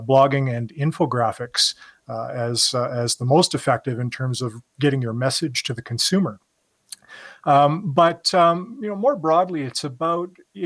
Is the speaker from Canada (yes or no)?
yes; Canada; me being Canadian